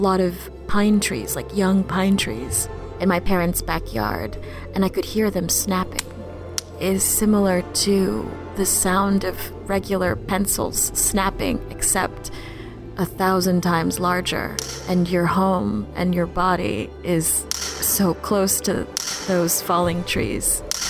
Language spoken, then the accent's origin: English; Philippines; now in New Orleans, United States; I came to New Orleans in 2001 with my two parents. We're immigrants from the Philippines.